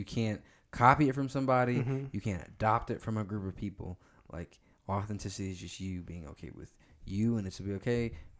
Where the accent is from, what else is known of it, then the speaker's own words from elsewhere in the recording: Plano, Texas, United States; And just life growing up in Plano as a black kid.